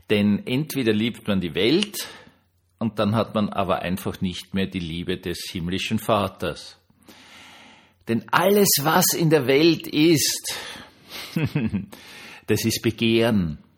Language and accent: German; Austria; als Österreicher wusste man das ja